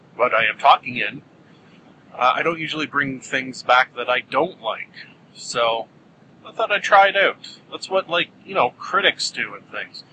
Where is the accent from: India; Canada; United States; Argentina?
Canada; our Canadian winter